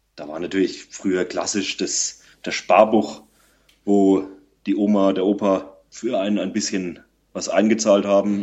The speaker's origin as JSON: {"language": "German", "area": "Lower Franconia", "region": "Bavaria", "country": "Germany", "said": "Ich komme aus Unterfranken."}